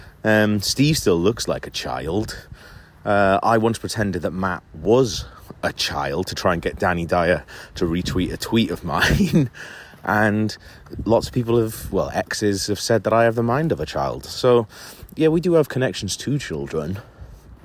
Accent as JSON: {"language": "English", "region": "Wales", "country": "United Kingdom", "moved": "as an adult", "lives_now": "London, United Kingdom", "said": "Well, I'm from Wales, but I've lived in London for 15 years."}